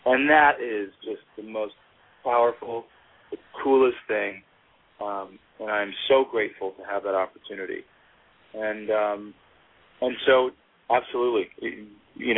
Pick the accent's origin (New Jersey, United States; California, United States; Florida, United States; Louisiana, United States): Louisiana, United States; Gulf Coast of; moved away; in Louisiana, in my hometown, I'm about to buy a farm